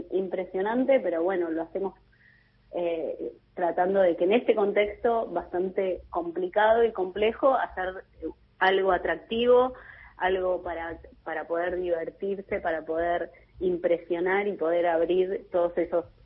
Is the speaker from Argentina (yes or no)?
yes; Argentina; todo el potencial que tenemos como argentinos